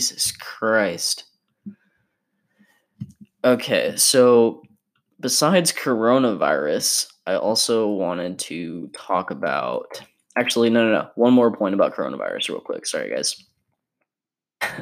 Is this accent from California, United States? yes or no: yes; California, United States; my home state of California